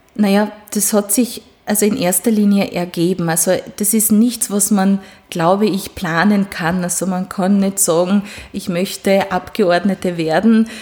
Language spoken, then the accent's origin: German; Sfântu Gheorghe, Covasna County, Romania; first language Hungarian; German is a second language; now in Styria, Austria; ich bin gebürtige Ungarin. Das heißt, ich, äh, meine Muttersprache ist auch Ungarisch